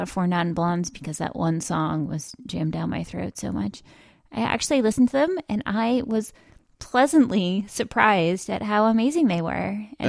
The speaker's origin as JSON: {"language": "English", "region": "New England", "country": "United States", "also_born_or_lived": "Baltimore area", "moved": "yes", "lives_now": "Baltimore, United States", "said": "I'm from New England"}